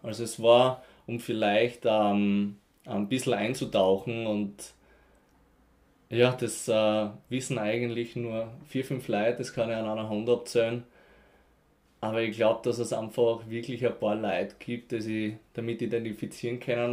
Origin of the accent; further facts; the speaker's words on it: near Graz, Styria, Austria; ich komme auf alle Fälle mal vom Land, Faselsberg, Graz Umgebung